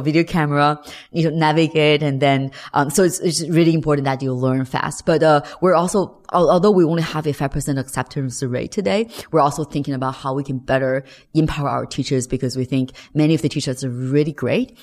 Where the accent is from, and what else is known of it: China